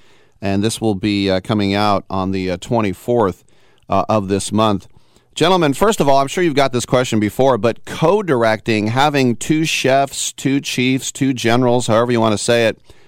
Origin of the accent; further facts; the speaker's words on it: Berkeley, California, United States; I was born in the 60s and I grew up in Berkeley.